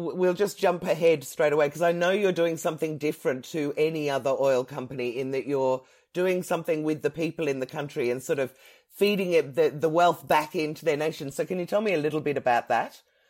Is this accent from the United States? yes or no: no; Ireland; I am Irish, got an Irish passport and everything.